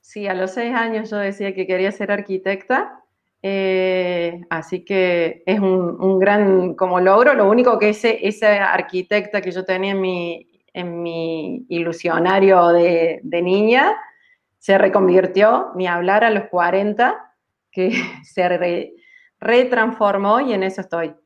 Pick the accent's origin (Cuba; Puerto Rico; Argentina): Argentina; Córdoba; also born or lived in Germany; eso terminó siendo un cordobés y sigo en Córdoba, en Argentina